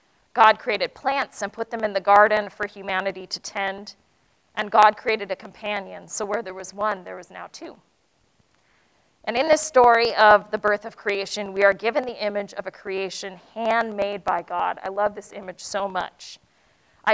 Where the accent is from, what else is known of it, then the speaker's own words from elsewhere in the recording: United States; I'm Asian American